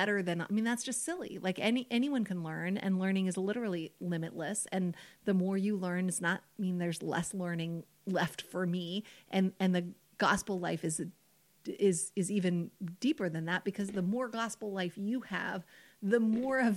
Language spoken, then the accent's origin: English; United States; I'm an American